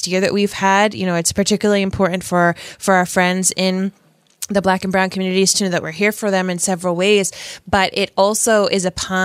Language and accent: English; Rhode Island, United States; this cisgendered white woman from Rhode Island